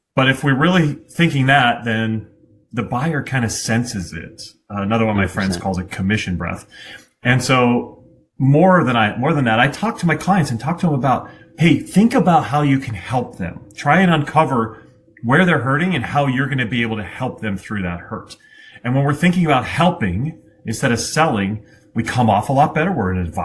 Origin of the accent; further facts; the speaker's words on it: Vermont, United States; I'm from Vermont.